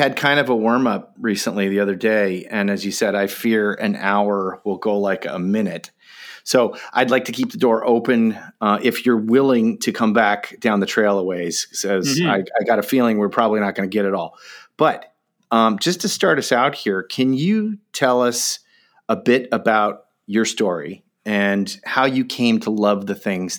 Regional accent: Pacific Northwest, United States; These are tomes to me, Bibles almost, of growing up in the Pacific Northwest, growing up in love with wild salmon

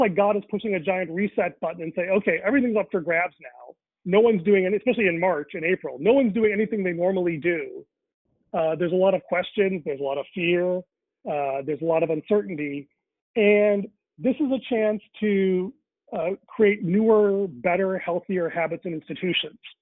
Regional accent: Chicago, Illinois, United States; I was born in Chicago uh, three months after my parents arrived from India. And then because of that, I grew up bicultural

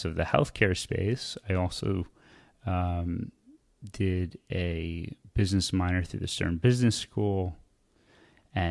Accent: Bergen County, New Jersey, United States; I grew up in Bergen County, which is right outside of Manhattan

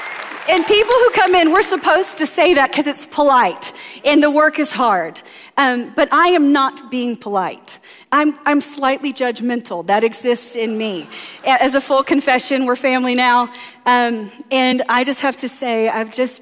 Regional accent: the South, United States; I'm from the South, so there it is, the dirty, dirty.

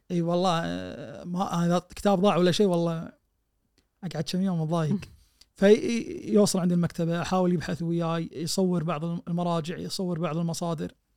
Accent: Kuwait; احنا عندنا بالكويت

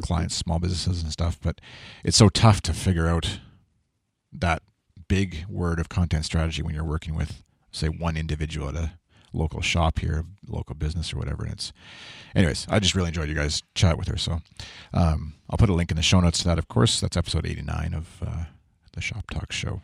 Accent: Canada; I'm Canadian.

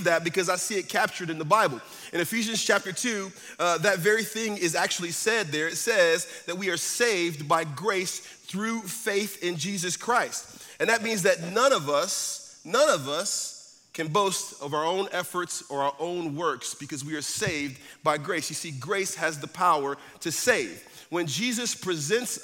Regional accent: Northeast, United States; moved away; I'm from the Northeast, so we have snow.

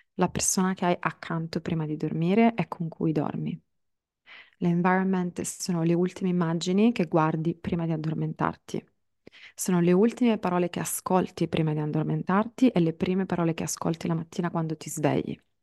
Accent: Palermo, Sicily, Italy; moved away; mi piazzo a Palermo, in Sicilia, che è la mia città d'origine

